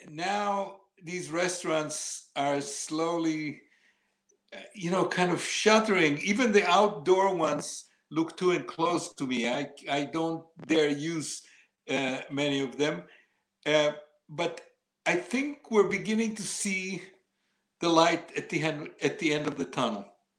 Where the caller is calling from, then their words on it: New York City, New York, United States; I'm calling from New York City.